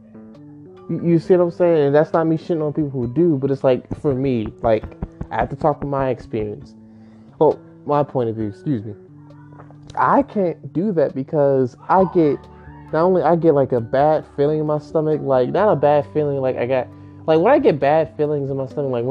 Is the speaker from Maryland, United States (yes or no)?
yes; Maryland, United States; I am a Marylander. I'm from Maryland